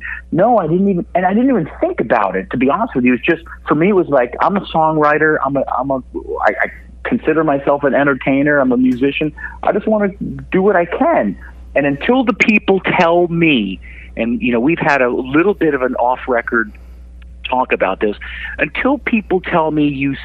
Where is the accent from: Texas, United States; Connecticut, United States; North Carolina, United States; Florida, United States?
Connecticut, United States; here in my hometown in Connecticut